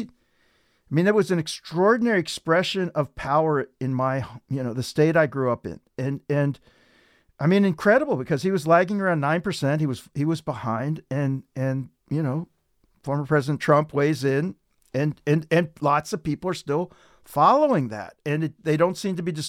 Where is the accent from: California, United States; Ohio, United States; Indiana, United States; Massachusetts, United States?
Ohio, United States; I'm from Ohio